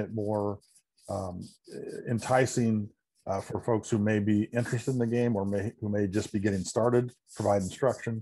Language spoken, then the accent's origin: English; Indiana, United States; moved away as an adult; now in Chicago area, United States; not being a native Chicago person, I always tell people, you know, when I was growing up in Indiana